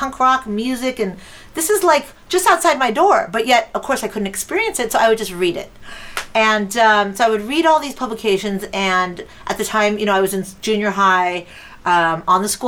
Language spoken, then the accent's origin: English; Los Angeles, California, United States; I grew up in Los Angeles, and very overprotective Latino parents.